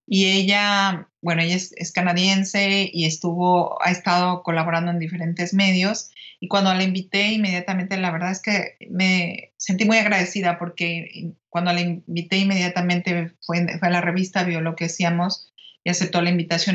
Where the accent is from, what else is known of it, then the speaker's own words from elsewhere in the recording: Mexico City, Mexico; ahí nacieron mis padres y luego ya nosotros nacimos en la Ciudad de México